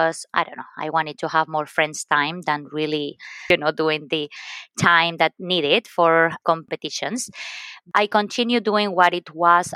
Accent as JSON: {"language": "English", "town": "Valencia", "region": "Valencian Community", "country": "Spain", "tie": "born or raised there", "also_born_or_lived": "Lyon, France", "second_language": "English", "moved": "as an adult", "said": "I was born and raised in Spain from the Mediterranean coast. Very beautiful place called Valencia."}